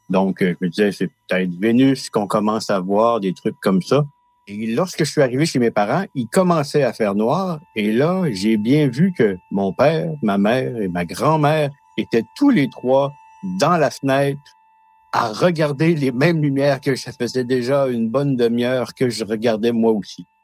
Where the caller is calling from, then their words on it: Matane, Quebec, Canada; Je suis près de Matane au Québec, au Canada.